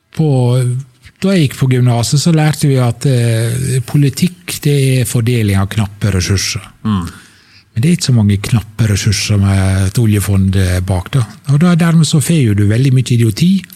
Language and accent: Norwegian; Sunnmøre, Møre og Romsdal, Norway; møbelfabrikkene hjemme på Sunnmøre